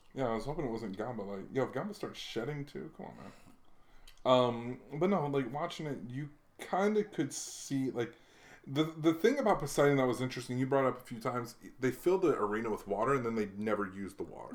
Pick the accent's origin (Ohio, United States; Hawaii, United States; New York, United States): Hawaii, United States; moved away; I just grew up in Hawaii